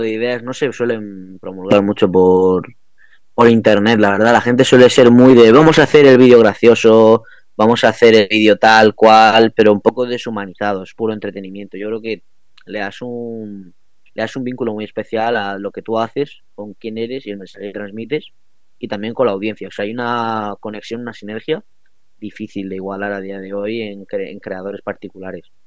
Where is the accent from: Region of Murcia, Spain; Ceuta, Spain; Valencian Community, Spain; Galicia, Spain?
Region of Murcia, Spain; la imagen que damos de, de la región en Murcia